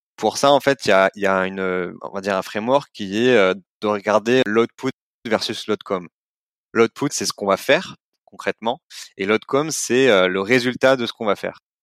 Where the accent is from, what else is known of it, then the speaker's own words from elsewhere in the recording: Montpellier, Occitania, France; moved away; Je viens de Montpellier à la base